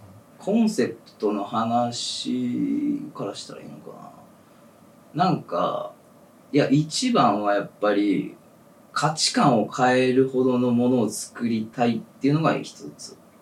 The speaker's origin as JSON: {"language": "Japanese", "region": "Ehime", "country": "Japan", "tie": "born or raised there", "moved": "as an adult", "lives_now": "Tokyo, Japan"}